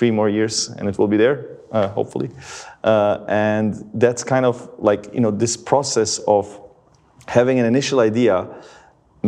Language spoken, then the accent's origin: English; Livno, Federation of Bosnia and Herzegovina, Bosnia & Herzegovina; my hometown of Livno in Bosnia